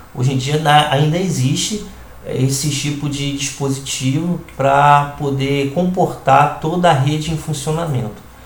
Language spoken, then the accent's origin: Portuguese; Rio de Janeiro, Brazil; now in Recife, Brazil; sou carioca e resido hoje na cidade do Recife